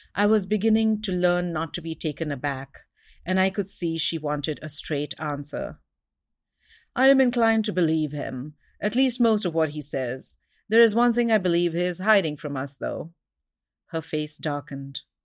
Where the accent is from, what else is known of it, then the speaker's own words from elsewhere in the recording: Mumbai, Maharashtra, India; moved away as an adult; now in Seattle, United States; I had a colonized education growing up in India, and that's why I speak English